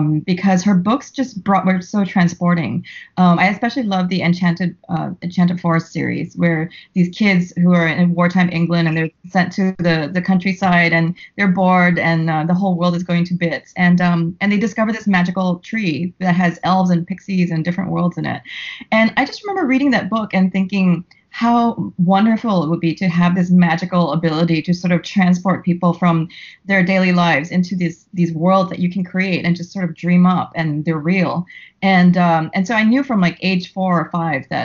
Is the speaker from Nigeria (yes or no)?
no; Singapore; moved away as an adult; now in New York, United States; I'm Singaporean, and my whole family lives in Singapore